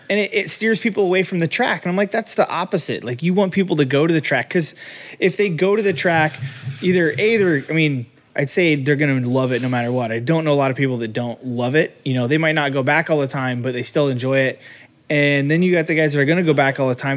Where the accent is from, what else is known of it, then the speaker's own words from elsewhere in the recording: Midwest, United States; moved away; I grew up in the Midwest